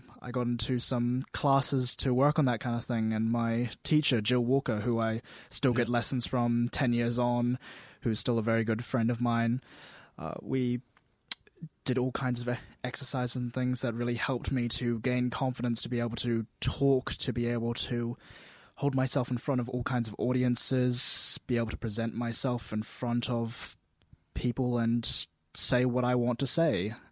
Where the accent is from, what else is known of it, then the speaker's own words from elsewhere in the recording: Dunedin, Otago, New Zealand; raised right here in Dunedin all the way through primary school to high school, now university